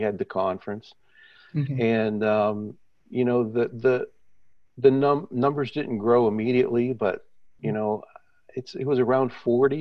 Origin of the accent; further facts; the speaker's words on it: Midwest, United States; moved away as an adult; now in Canada; I'm from the Midwest in the States.